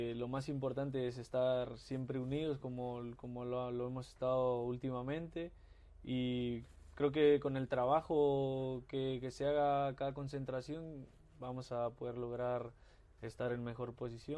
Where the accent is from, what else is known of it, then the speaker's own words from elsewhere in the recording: Mexico; moved away as an adult; uno como, mexicano siempre quiere volver a su país